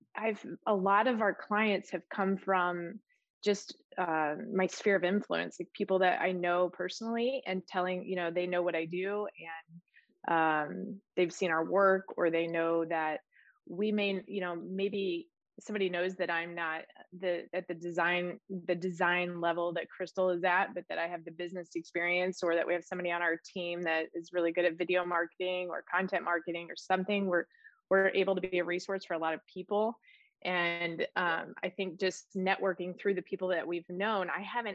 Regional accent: Midwest, United States; now in California, United States; I am from the Midwest and living here now

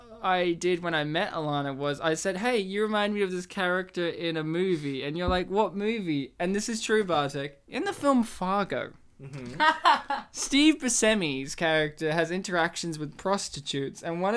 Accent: Australia; we're Australian and we have this that natural inflection.

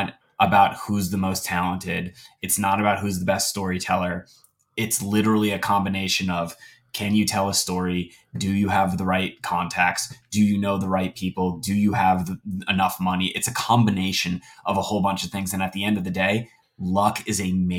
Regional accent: New Jersey, United States; I'm from New Jersey

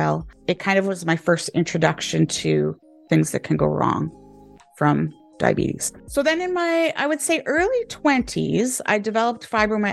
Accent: Canada; moved away as an adult; now in United Kingdom; I am a Canadian, but I'm living in the UK, have been for 10 years

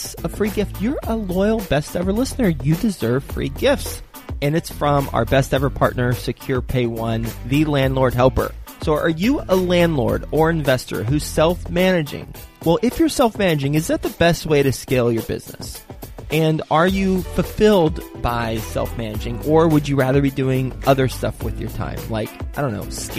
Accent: Dallas, Texas, United States; Big D, Dallas, Texas, my hometown.

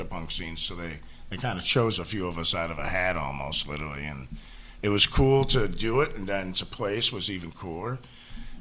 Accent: Niagara Falls, New York, United States

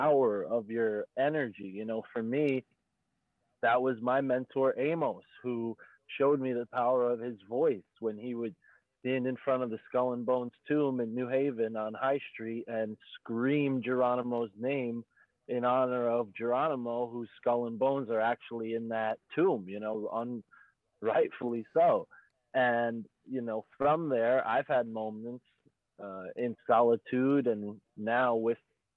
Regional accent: United States; driving along one of the busiest highways in the United States that cuts right through my hometown

